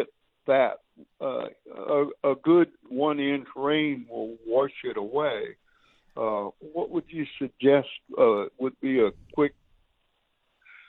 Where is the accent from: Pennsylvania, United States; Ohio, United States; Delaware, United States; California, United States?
Ohio, United States; now in Texas, United States; I grew up in Ohio